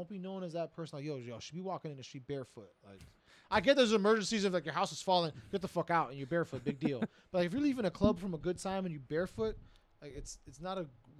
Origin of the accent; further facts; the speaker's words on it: South Florida, United States; now in Washington, D.C., United States; I come from South Florida.